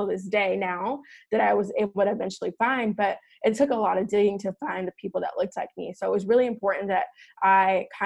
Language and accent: English; Chicago, Illinois, United States; moved away as an adult; now in Scottsdale, United States; I am originally from Chicago, born and raised, grew up in Chicago